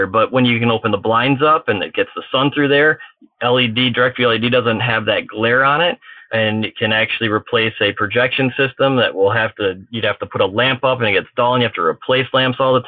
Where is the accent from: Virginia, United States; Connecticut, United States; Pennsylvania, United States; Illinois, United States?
Illinois, United States; Chicago; I'm from Chicagoland